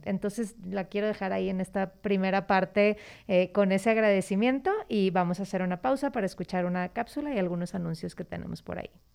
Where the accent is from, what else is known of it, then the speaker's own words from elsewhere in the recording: Monterrey, Nuevo León, Mexico; yo soy de Monterrey